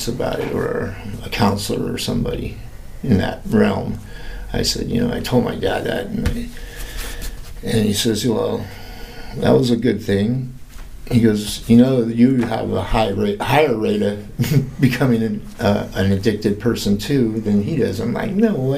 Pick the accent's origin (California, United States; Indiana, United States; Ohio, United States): California, United States; also born or lived in Santa Maria, California / Arizona / Florida; I was born in Southern California. Well, Santa Barbara County, so Santa Maria, California